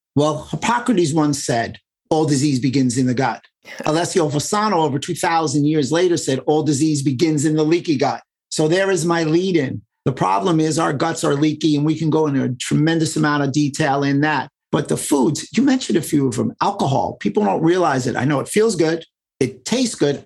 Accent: New York City, New York, United States; I grew up in New York City, so we were very diverse

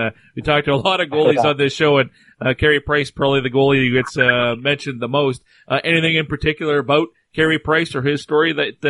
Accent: Cold Lake, Alberta, Canada; moved away; I grew up in Cold Lake, Alberta. What's now Cold Lake. Used to be three towns, Grand Centre, Cold Lake, and CFB Medley, Canadian Forces Base, Air Force Base. Now it's all kind of amalgamated into one town

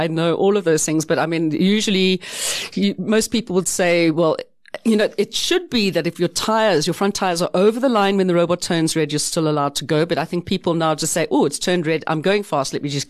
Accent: South Africa; We're South African.

